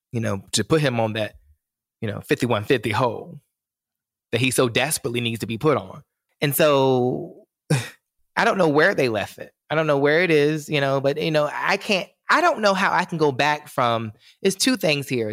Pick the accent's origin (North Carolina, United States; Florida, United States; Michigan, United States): North Carolina, United States; I'm from North Carolina